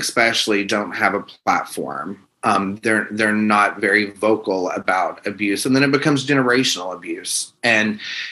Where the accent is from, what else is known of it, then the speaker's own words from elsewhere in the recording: the South, United States; I am an open gay man and I am from the South